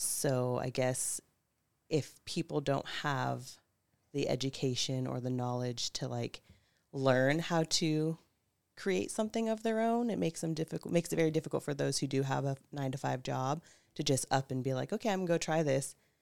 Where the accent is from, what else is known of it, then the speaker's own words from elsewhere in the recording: Pope Valley, California, United States; now in Santa Rosa, United States; I'm originally from Pope Valley, California